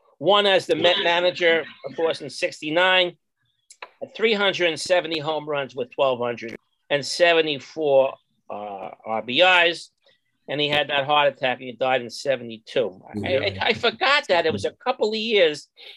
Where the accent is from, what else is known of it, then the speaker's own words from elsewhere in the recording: New York, United States; as a New Yorker